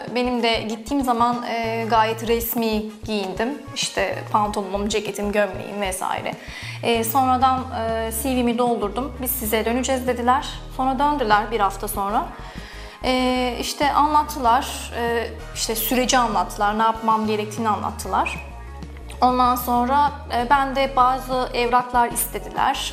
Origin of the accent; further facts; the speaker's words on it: Istanbul, Turkey; aslen Ordulu ama İstanbul'da doğdum, yaşadım, yaşıyorum